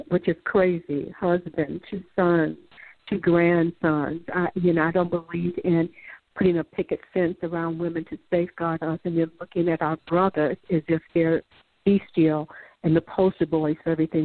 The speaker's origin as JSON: {"language": "English", "town": "Chicago", "region": "Illinois", "country": "United States", "said": "I'm from Chicago, the South Side"}